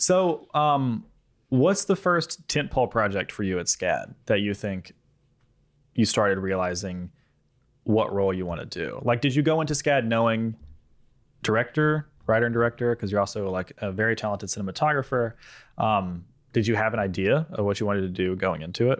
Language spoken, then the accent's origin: English; Mississippi, United States; moved away; we are in town in Mississippi, my hometown